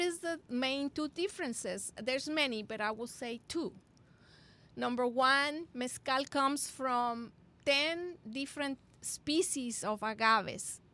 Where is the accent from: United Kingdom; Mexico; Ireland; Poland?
Mexico; Monterrey, Nuevo León; I remember growing up in Monterrey, Mexico